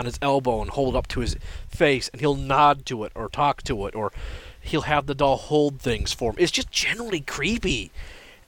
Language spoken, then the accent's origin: English; Canada; I'm a Canadian